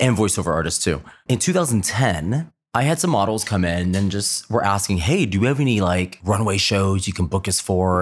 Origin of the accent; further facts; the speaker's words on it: Texas, United States; also born or lived in Dallas, Texas; now in Columbus, United States; I am from Texas originally, grew up in a really small out of five hundred people.